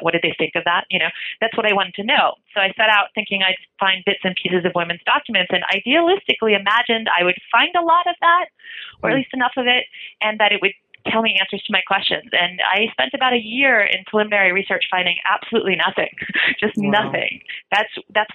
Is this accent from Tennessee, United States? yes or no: no; Michigan, United States; I come from Michigan. I'm not a Russian